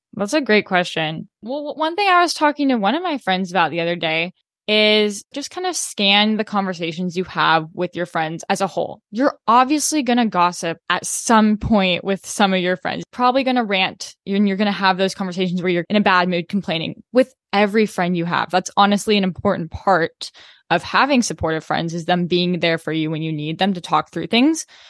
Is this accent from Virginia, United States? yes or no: no; Corvallis, Oregon, United States; moved away; I'm from Corvallis